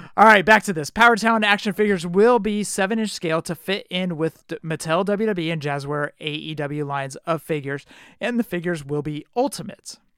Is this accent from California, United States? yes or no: yes; Oakland, California, United States; I'm from Oakland